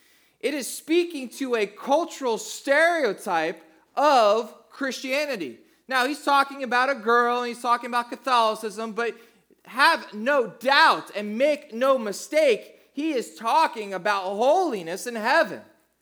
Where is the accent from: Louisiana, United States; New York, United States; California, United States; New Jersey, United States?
New Jersey, United States; So I grew up in South Jersey, and I went to high school in the early 90s down in South Jersey, and that was probably the most influential time of music in my life.